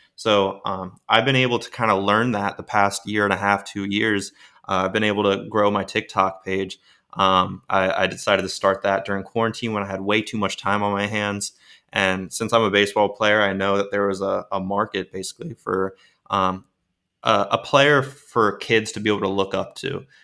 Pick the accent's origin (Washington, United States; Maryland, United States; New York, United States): Maryland, United States; Baltimore; moved away; also born or lived in Florida; I was born in Baltimore, Maryland